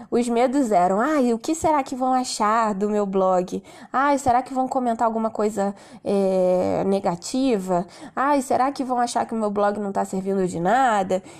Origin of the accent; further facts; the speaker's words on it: Rio de Janeiro, Brazil; now in Nova Friburgo, Brazil; Eu era do Rio, né? Sou do Rio, mas me mudei para Nova Friburgo por conta de qualidade de vida, buscando mais calma, mais natureza. Então hoje eu moro em Nova Friburgo